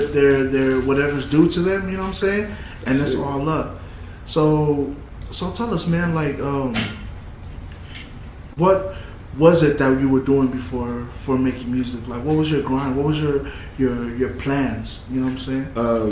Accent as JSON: {"language": "English", "region": "California", "country": "United States", "said": "I'm not a Warriors fan, but if the Warriors make it a shit, I'm a Warriors fan. I'm from California."}